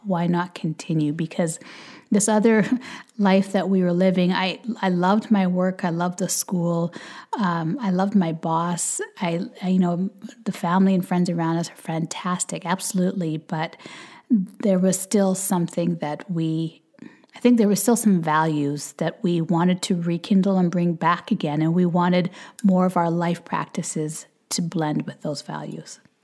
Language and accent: English; Canada; also born or lived in Jamaica; we live in Canada, we're Canadian